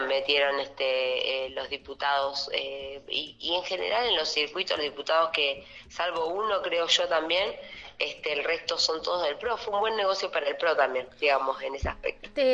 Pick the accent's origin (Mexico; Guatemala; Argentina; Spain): Argentina; Allen, Río Negro; mi pueblo